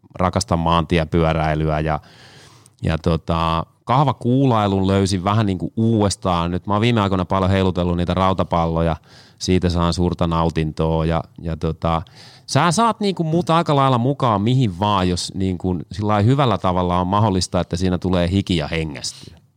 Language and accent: Finnish; Kanta-Häme, Finland; now in Tampere, Finland; Tuun Tampereelta, mutta kotoisin olen Kanta Hämeestä